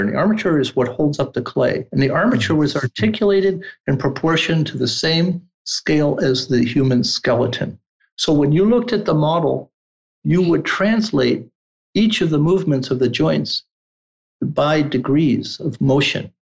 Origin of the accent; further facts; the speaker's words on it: New York City, New York, United States; also born or lived in Milan, Italy / Turin, Italy; I was born in New York City, but at age three, returned to Italy